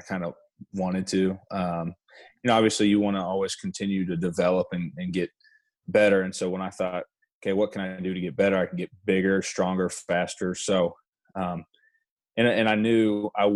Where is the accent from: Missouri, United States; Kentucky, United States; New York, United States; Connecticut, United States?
Missouri, United States; Lee's Summit; moved away as an adult; now in Lawrence, United States; born and raised in Lee Summit